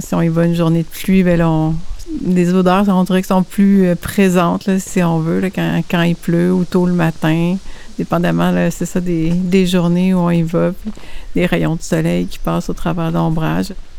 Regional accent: Saint-Hyacinthe, Quebec, Canada; moved away as an adult; now in Drummondville, Canada; je viens de, je viens de Saint-Hyacinthe, Montérégie. Puis ça fait huit ans que j'ai déménagé à Drummondville

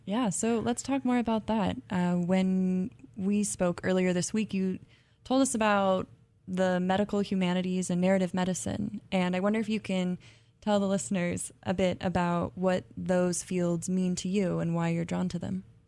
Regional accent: California, United States; I'm from California too

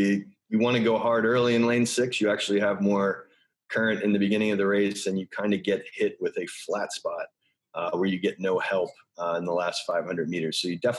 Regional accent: United States; I'm from America.

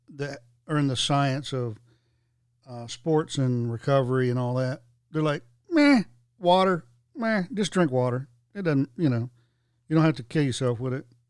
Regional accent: the South, United States; growing up in the South, playing outside all day, you just drink from the water hose

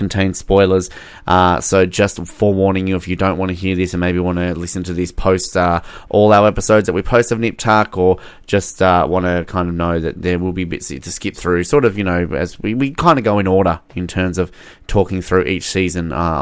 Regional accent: Australia; I'm Australian

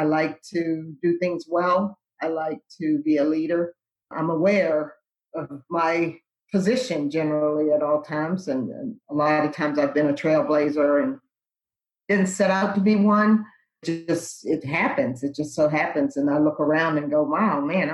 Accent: Lexington Park, Maryland, United States; I grew up in Lexington Park, Maryland

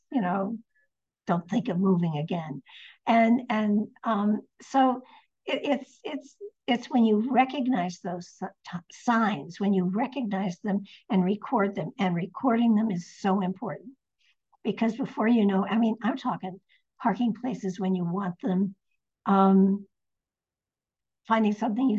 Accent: Connecticut, United States; now in Nashville, United States; When I moved here to Nashville, I came from Connecticut, which is very much north, very much northern.

